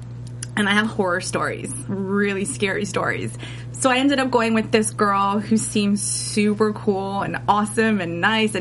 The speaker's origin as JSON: {"language": "English", "town": "Toronto", "region": "Ontario", "country": "Canada", "moved": "as an adult", "lives_now": "Los Angeles, United States", "said": "I'm from Toronto, Canada."}